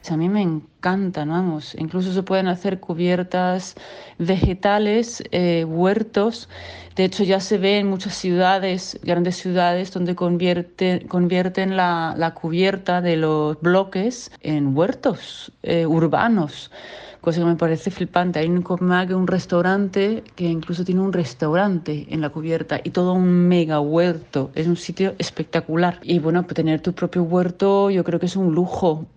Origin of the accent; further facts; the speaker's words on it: Denmark; moved away as an adult; also born or lived in Costa del Sol, Spain; now in Spain; soy danesa, eh, llevo ya 28 años aquí